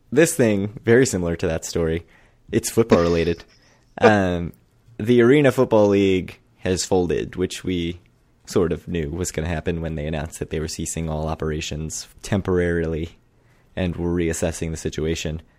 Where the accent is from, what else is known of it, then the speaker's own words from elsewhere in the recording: Baltimore County, Maryland, United States; accent: Baltimore; from Baltimore County, sir.